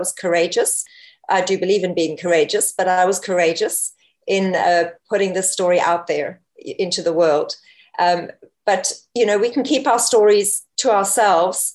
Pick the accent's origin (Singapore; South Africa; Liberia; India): South Africa; also born or lived in Namibia; I was actually born in Namibia, Africa. I don't know if anyone knows where that is, just north of South Africa. And I was raised in South Africa